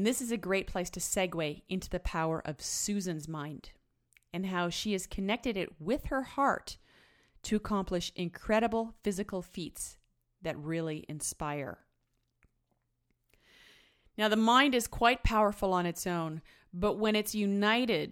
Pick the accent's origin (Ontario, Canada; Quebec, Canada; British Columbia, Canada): British Columbia, Canada; Sechelt; moved away; my hometown in Sechelt